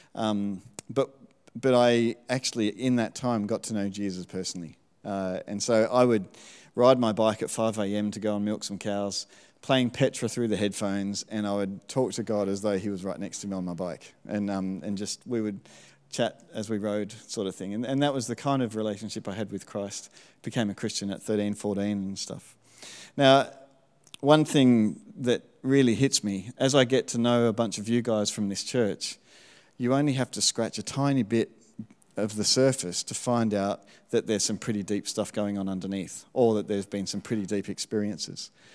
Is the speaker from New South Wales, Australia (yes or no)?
no; Melbourne, Victoria, Australia; moved away; also born or lived in Smithton, Tasmania; I spent all of my primary school over in Melbourne